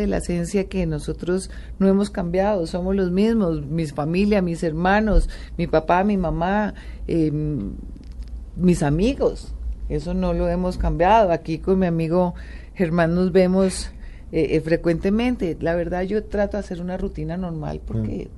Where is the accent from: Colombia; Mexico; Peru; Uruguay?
Colombia; yo como mamá, como colombiana